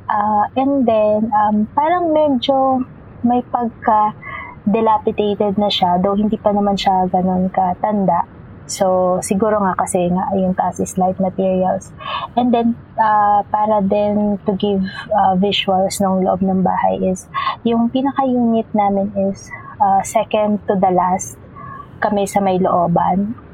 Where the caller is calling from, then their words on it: Las Piñas, Metro Manila, Philippines; Uh, I'm currently in Las Piñas.